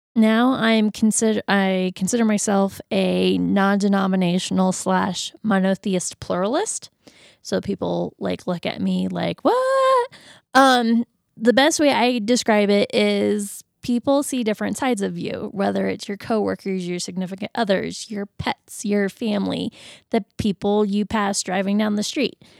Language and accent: English; Florida, United States; moved away; I'm originally from Florida